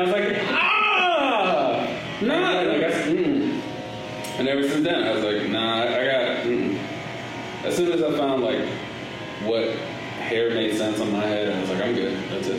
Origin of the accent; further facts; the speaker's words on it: Los Angeles, California, United States; I grew up in Los Angeles. I grew up in South Central.